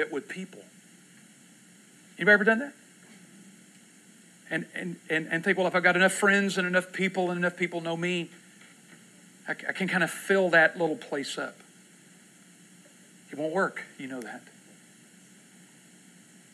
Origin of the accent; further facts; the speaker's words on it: Texas, United States; now in Oklahoma, United States; I was from Texas